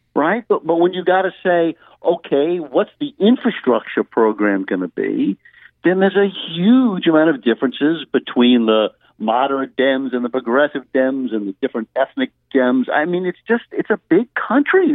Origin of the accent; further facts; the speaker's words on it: Louisiana, United States; I come from Louisiana